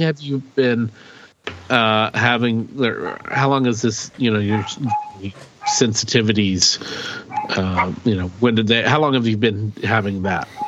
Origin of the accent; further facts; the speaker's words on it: rural Oklahoma, United States; we grew up in Oklahoma, so you know, in rural Oklahoma, in a mm-hmm. small town